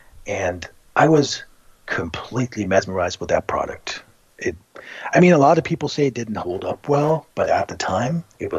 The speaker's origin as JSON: {"language": "English", "region": "Texas", "country": "United States", "tie": "born or raised there", "moved": "yes", "said": "I grew up in Texas"}